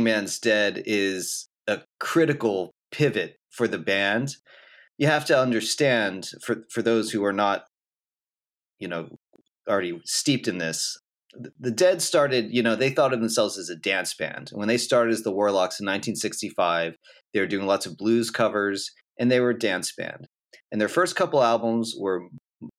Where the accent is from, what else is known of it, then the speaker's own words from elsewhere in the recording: Philadelphia, Pennsylvania, United States; I grew up in Philadelphia